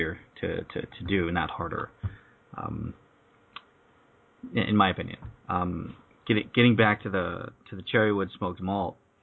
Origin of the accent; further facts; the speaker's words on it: the South, United States; also born or lived in Chicago; now in California, United States; I grew up in the South, and it's a big barbecue town